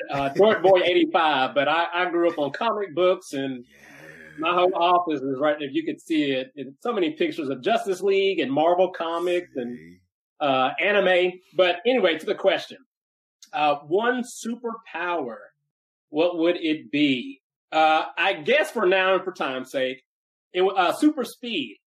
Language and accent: English; Nashville, Tennessee, United States; I grew up in Nashville, uh, Tennessee, where I live now. So, uh, born and raised in Nashville uh, which is rare. I'm a, I'm a Nashville native.